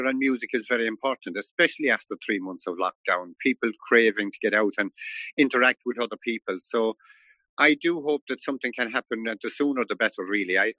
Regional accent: North County Galway, Connacht, Ireland; I come from North County Galway, and it's rural Ireland

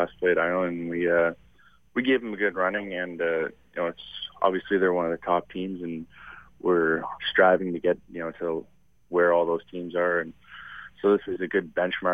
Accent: Pickering, Ontario, Canada; I'm from Pickering, Ontario, actually, so just outside Toronto.

